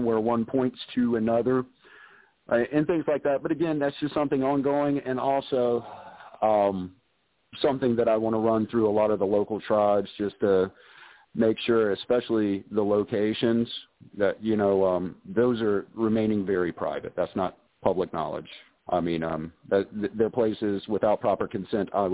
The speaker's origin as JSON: {"language": "English", "region": "South Carolina", "country": "United States", "tie": "born or raised there", "said": "a little boy from South Carolina"}